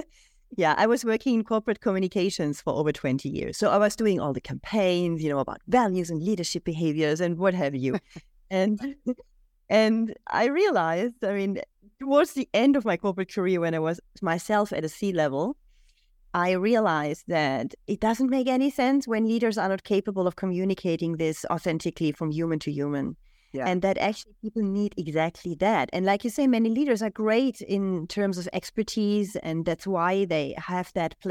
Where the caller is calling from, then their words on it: Switzerland; So, yeah, I'm joining you from Switzerland today.